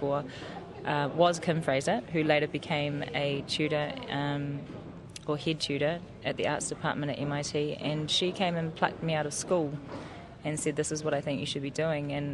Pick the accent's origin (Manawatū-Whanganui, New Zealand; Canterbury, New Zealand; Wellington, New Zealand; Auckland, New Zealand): Auckland, New Zealand; I'm actually from Auckland, born and bred in Auckland